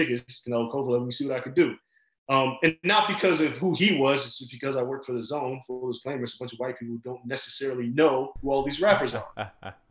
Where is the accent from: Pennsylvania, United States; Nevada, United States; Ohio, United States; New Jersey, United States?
Nevada, United States; Las Vegas; me and Floyd kind of grew up around each other in Vegas